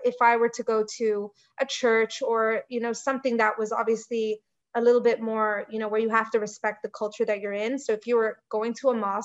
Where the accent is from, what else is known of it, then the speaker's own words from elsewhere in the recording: Dubai, United Arab Emirates; I'm from Dubai